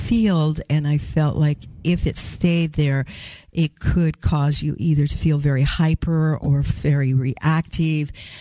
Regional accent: Tacoma, Washington, United States; I'm from the Tacoma area below Seattle in Washington

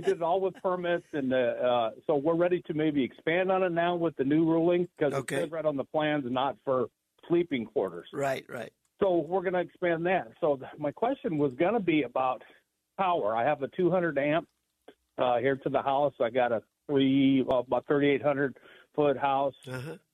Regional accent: Scottsdale, Arizona, United States; born and raised in Scottsdale, lived here all 70 years of my life

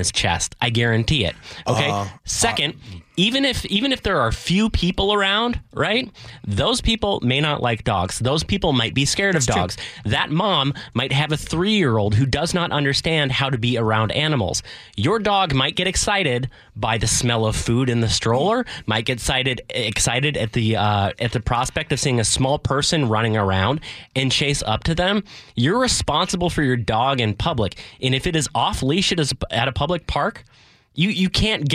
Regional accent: Edmonds, Washington, United States; This is in my hometown

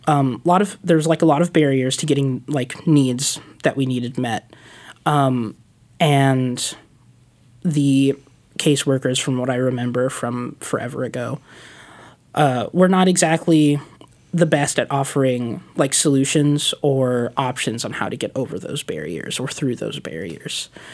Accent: Stockton, California, United States; moved away as an adult; now in Portland, United States; I'm originally from California

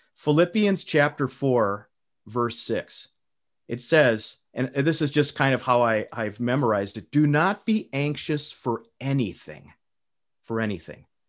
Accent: United States; as an American patriot myself

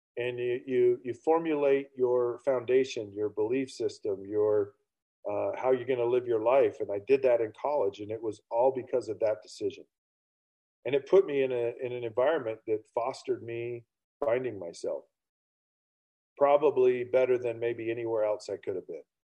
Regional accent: Utah, United States; I grew up in Utah County in the state of Utah, 15 minutes from Brigham Young University in the 1980s

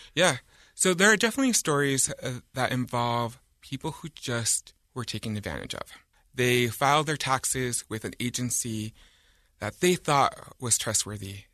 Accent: Utah, United States; I grew up in Utah County

